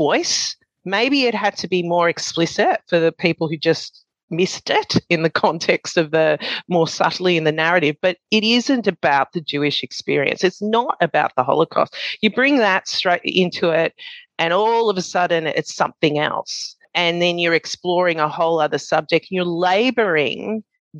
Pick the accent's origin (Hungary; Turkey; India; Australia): Australia; being an Australian, being brought up